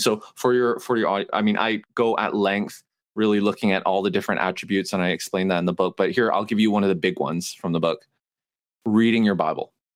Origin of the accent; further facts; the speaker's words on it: Canada; moved away as an adult; also born or lived in Montreal; now in United States; I moved to the South three years ago. I'm Canadian.